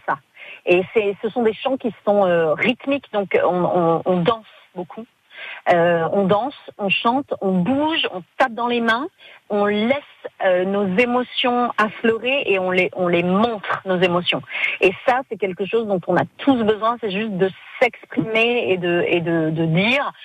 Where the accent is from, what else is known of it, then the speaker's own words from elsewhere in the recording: France; je suis française